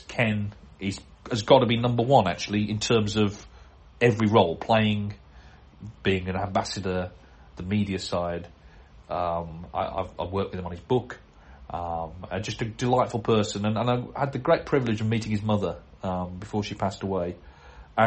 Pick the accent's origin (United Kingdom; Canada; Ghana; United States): United Kingdom; I'm British